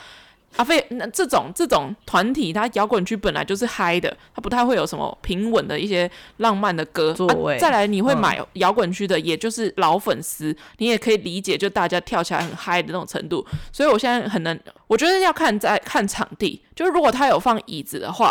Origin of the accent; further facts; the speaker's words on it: Taoyuan, Taiwan; 桃园，是我们的老家。